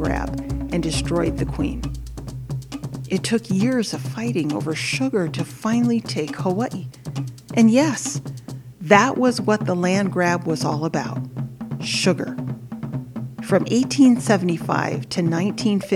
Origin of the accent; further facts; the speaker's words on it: Samoa; moved away; also born or lived in United States; I was born in the United States, so I'm a birthright citizen of the U.S. But because of the laws when I was born, I am also a citizen of Western Samoa. I went to school there.